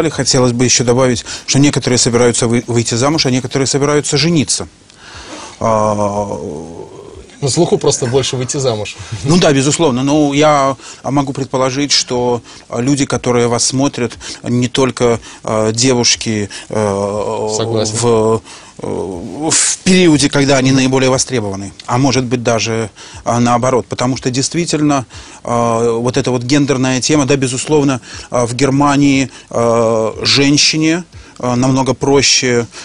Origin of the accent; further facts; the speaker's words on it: Minsk, Minsk Region, Belarus; Да, безусловно. Я, я был... Э, я белорус. До 95